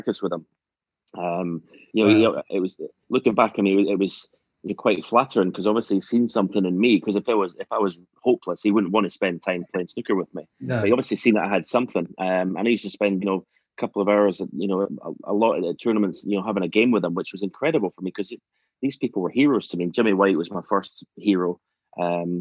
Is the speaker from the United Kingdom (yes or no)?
yes; Edinburgh, Scotland, United Kingdom; moved away as an adult; also born or lived in Auchterarder, Perthshire; now in England; I was born in Edinburgh. In Gorgie, okay. So I was a Hearts fan growing up